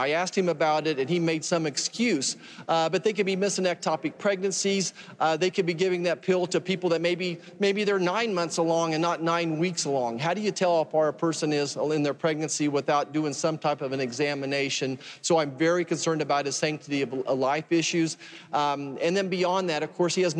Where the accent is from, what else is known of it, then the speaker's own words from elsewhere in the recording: Kansas, United States; my home state of Kansas